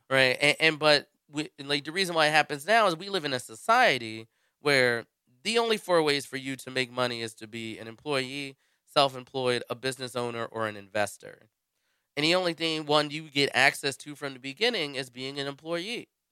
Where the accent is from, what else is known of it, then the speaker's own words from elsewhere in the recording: United States; being an American